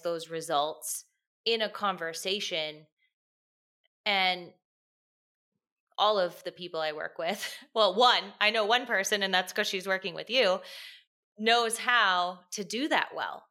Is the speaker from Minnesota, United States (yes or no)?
yes; Minneapolis, Minnesota, United States; I'm from Minneapolis.